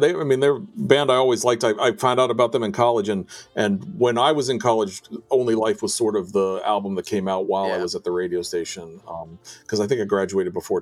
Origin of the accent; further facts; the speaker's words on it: D.C. area, Virginia, United States; moved away as an adult; also born or lived in Washington, D.C.; growing up in the Virginia, D.C. area and staying around there for most of college and after college